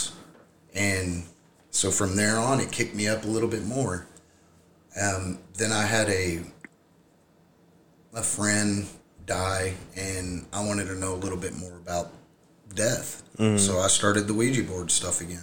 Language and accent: English; River Oaks, Texas, United States; I grew up in River Oaks, so there's a place down there called Camp Carter in that area